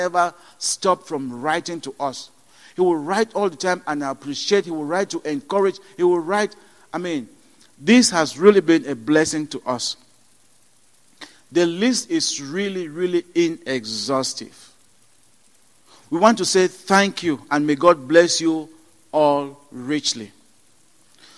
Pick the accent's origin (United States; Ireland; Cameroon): Cameroon; moved away; I was born in Cameroon into a Baptist family.